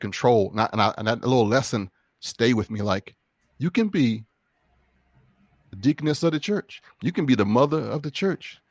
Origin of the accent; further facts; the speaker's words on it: Tidewater, Virginia, United States; I was a country boy, um, growing up in Tidewater, Virginia.